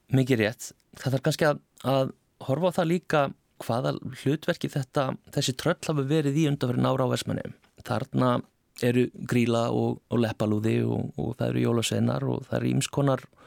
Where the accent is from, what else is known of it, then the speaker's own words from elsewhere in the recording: Iceland; Við erum greinilega Íslandingar